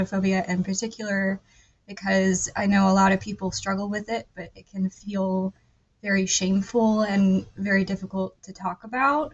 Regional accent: North Carolina, United States; I'm from North Carolina

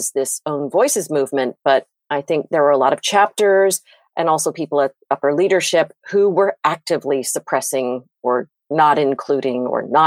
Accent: United States; also born or lived in Virginia / North Carolina; now in Wilmington, United States; growing up in Virginia and North Carolina

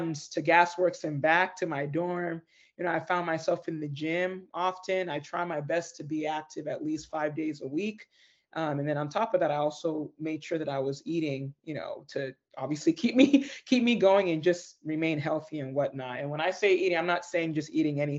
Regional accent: Federal Way, Washington, United States; born and raised in the Seattle, well, more specifically, Federal Way, Washington

